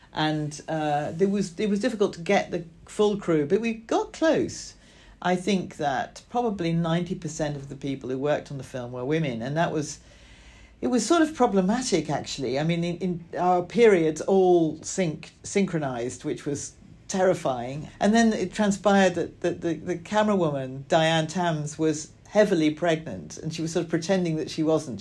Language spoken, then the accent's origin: English; Scotland, United Kingdom; I grew up in Scotland in a, a small town